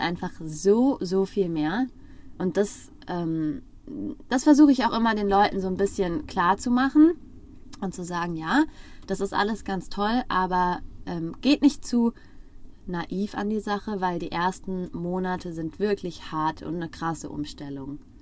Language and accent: German; Frankfurt am Main, Hesse, Germany; moved away; wir kommen aus Frankfurt am Main